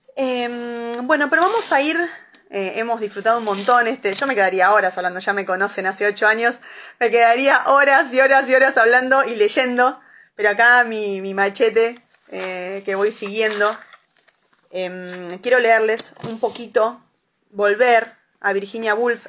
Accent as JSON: {"language": "Spanish", "town": "La Plata", "region": "Buenos Aires Province", "country": "Argentina", "said": "yo soy de La Plata"}